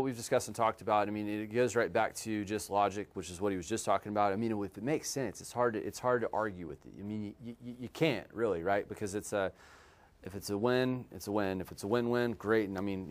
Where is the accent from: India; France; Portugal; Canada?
Canada; now in Texas, United States; Can you imagine being a Canadian in Texas, okay, and then where everybody stages back there, and then here a lot of people won't do it